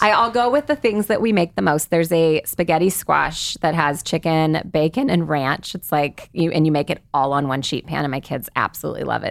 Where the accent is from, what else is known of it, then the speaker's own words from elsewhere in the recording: the Bay Area, California, United States; I grew up in the Bay Area